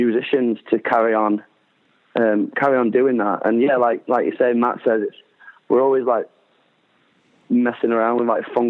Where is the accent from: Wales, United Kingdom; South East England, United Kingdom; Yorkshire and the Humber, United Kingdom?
Yorkshire and the Humber, United Kingdom; Doncaster; I put shows on in my hometown where I grew up